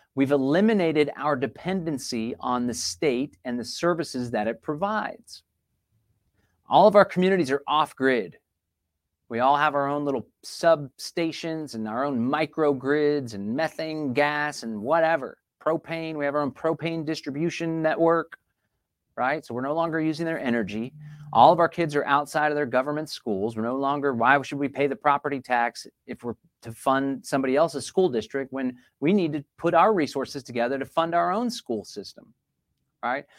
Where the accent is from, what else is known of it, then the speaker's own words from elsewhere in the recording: Austin, Texas, United States; I was born and raised in Austin, Texas